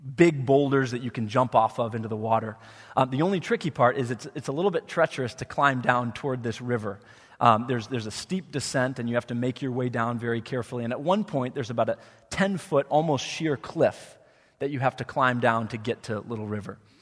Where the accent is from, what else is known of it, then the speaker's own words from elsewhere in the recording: Wheaton, Illinois, United States; moved away as an adult; I grew up in Wheaton